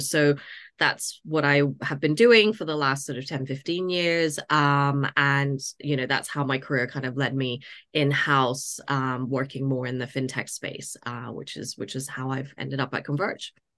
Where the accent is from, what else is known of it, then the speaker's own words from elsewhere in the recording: Toronto, Ontario, Canada; moved away as an adult; also born or lived in United States; now in London, United Kingdom; I grew up in Canada.